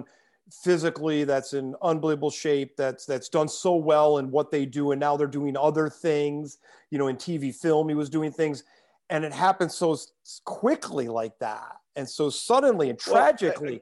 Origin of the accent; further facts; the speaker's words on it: New York, United States; me and you've been Laker fans since we grew up in New York